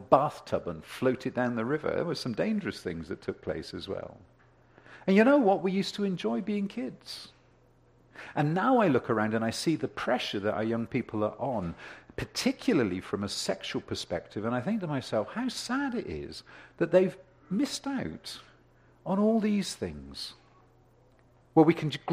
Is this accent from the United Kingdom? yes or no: yes; United Kingdom; now in Ontario, Canada; growing up in Europe